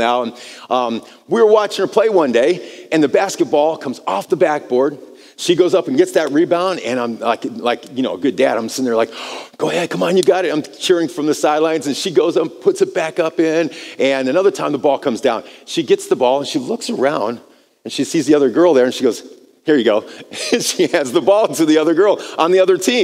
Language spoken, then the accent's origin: English; United States; moved away as an adult; now in Brazil; I'm from America. We speak English